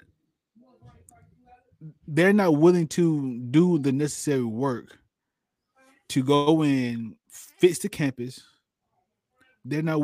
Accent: Albany, Georgia, United States; My hometown, they shared Hugh Mills Stadium with all the high schools

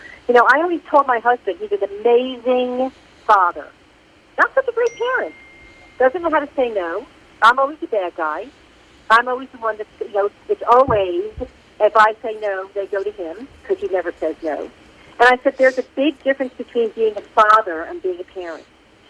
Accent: New York, United States; now in Atlanta, United States; I'm from New York, but I live in Atlanta.

